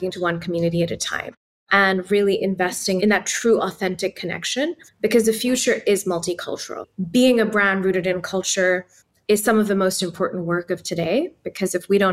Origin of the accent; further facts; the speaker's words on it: Islamabad, Islamabad Capital Territory, Pakistan; English is a second language; moved away as an adult; also born or lived in Palo Alto, United States; now in United States; Growing up in Pakistan and Islamabad